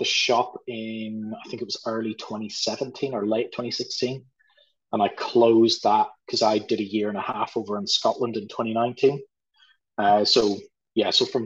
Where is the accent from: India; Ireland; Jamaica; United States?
Ireland; also born or lived in United Kingdom; now in Sunshine Coast, Australia; being Irish